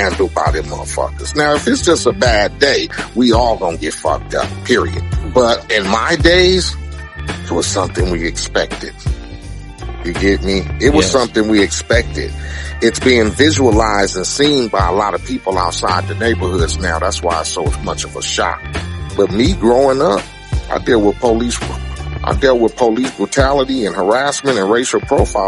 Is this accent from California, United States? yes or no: yes; Compton, California, United States; I come from Compton